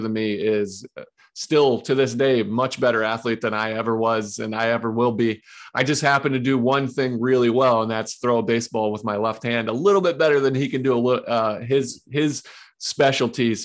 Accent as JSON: {"language": "English", "region": "Ohio", "country": "United States", "tie": "born or raised there", "also_born_or_lived": "Johnson City, Tennessee", "said": "I grew up and I live currently in Ohio"}